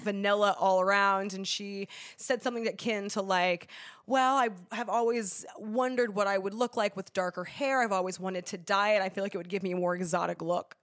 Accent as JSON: {"language": "English", "town": "Los Angeles", "region": "California", "country": "United States", "tie": "born or raised there", "also_born_or_lived": "upstate New York", "said": "I grew up in Los Angeles, California. I'm from here"}